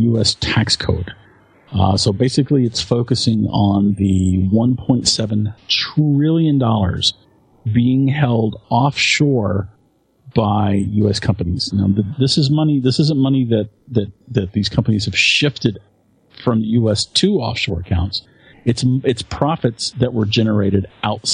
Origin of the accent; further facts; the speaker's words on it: United States; as both an American and as a fan of Apple's products